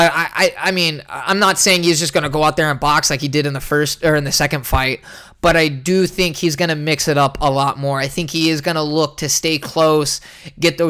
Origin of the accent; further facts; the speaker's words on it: San Jose, California, United States; Born and raised in San Jose.